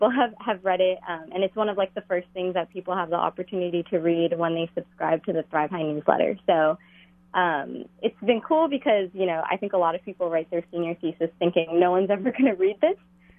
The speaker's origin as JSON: {"language": "English", "region": "Hawaii", "country": "United States", "tie": "born or raised there", "moved": "as an adult", "lives_now": "New York, United States", "said": "I grew up in Hawaii, currently based in New York."}